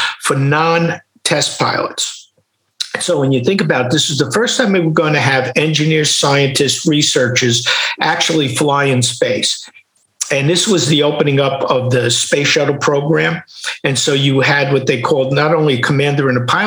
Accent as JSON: {"language": "English", "town": "New York City", "region": "New York", "country": "United States", "tie": "born or raised there", "said": "growing up in Queens or Brooklyn, in New York in those times"}